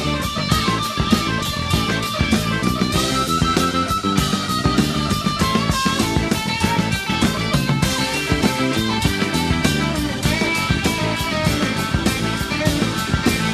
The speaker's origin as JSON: {"language": "English", "region": "Texas", "country": "United States", "also_born_or_lived": "Louisiana", "said": "I'm from Texas, I'm from the South, I was born in Louisiana."}